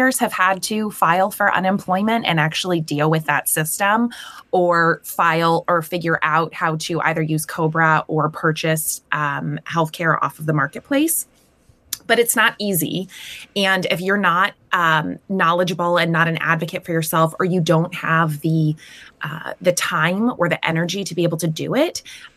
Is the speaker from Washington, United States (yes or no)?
no; Maryland, United States; moved away as an adult; now in Pewee Valley, United States; And so I was born and raised in Maryland, and I attended University of Maryland.